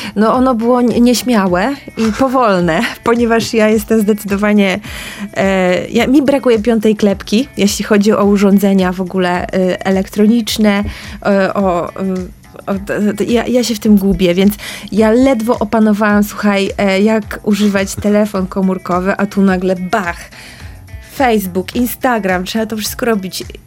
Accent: Piotrków Trybunalski, Łódź Voivodeship, Poland; also born or lived in Tokyo; wyjechałam z Piotrkowa Trybunalskiego do Tokio

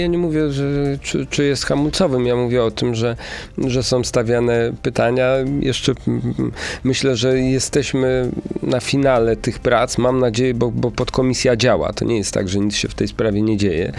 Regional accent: Kuyavian-Pomeranian Voivodeship, Poland; w Bydgoszczy, i i w województwie kujawsko-pomorskim, skąd, skąd jestem

